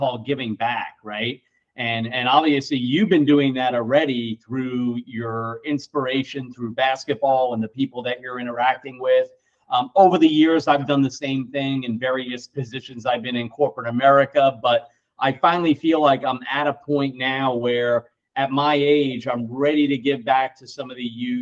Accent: New York, United States; now in Texas, United States; I'm originally from New York

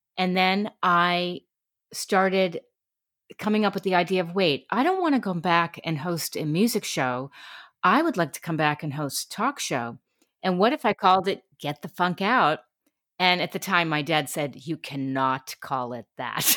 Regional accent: New York City, New York, United States; moved away as an adult; also born or lived in Connecticut; now in California, United States; I grew up in New York City and then Connecticut

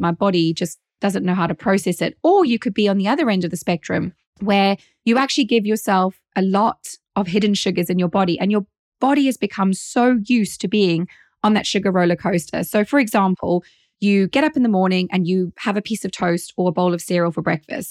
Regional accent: South Africa; now in United Kingdom; as a South African.

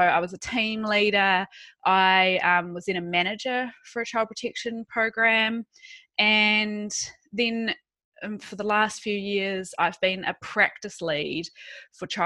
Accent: New Zealand; moved away as an adult; also born or lived in United Kingdom; now in Australia; I am a Kiwi, so I'm from New Zealand.

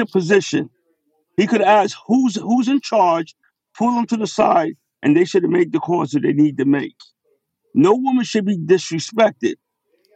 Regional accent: New York City, New York, United States; being who I am from Brooklyn

